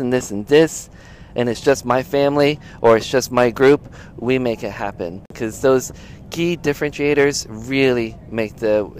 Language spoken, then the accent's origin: English; Orlando, Florida, United States; I grew up near Orlando, Florida, near the beaches, and so everything was completely flat, palm trees all the time.